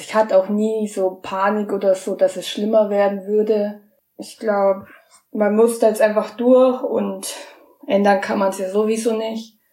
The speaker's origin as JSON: {"language": "German", "area": "near Munich", "region": "Bavaria", "country": "Germany", "said": "ich komme aus der Nähe von München"}